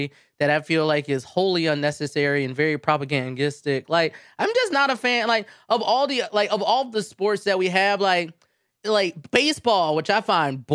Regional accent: United States; I am an American

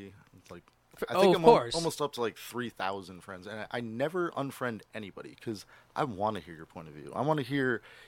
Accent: New Jersey, United States; now in Seattle, United States; I'm from New Jersey

